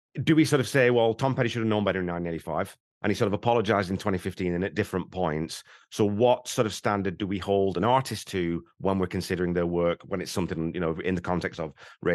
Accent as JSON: {"language": "English", "region": "England", "country": "United Kingdom", "said": "It's kind of funny though, because because back in England, you go 10, 15 miles and the accent changes really quite distinctly."}